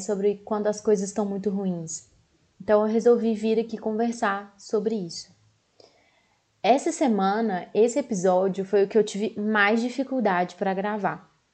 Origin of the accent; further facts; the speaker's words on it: Belo Horizonte, Minas Gerais, Brazil; eu sou aqui de Belo Horizonte